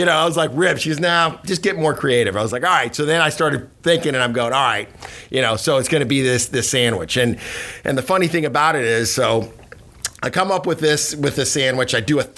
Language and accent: English; Cuba; now in United States; I was born in Cuba, you know, immigrated here in 68